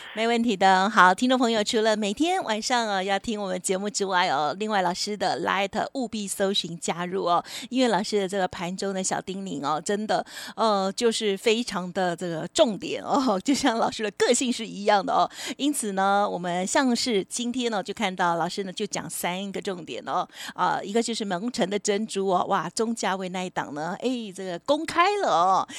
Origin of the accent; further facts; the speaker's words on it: Taitung, Taitung County, Taiwan; 我是台东人